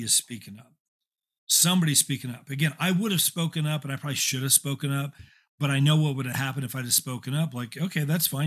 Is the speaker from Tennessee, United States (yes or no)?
no; Indiana, United States; moved away as an adult; also born or lived in California; I'm from Indiana, originally born and raised, uh, moved to California after I graduated college.